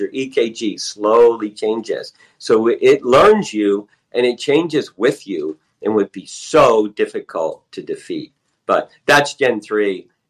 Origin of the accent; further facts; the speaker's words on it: Nevada, United States; born there; You know, I was born on Nellis Air Force Base, you know, Area 51 in 1957